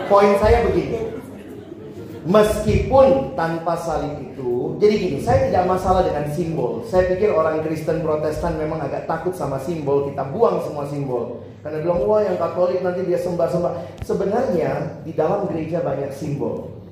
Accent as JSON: {"language": "Indonesian", "town": "Ambon", "region": "Maluku", "country": "Indonesia", "said": "Saya orang Ambon, saya ngerti di bagian sana di Ambon dan apa ya orang-orang timur lah."}